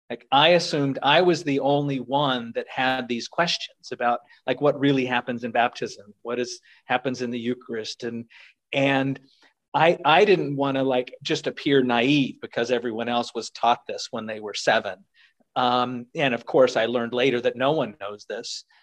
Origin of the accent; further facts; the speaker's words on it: Virginia, United States; Northern Virginia, just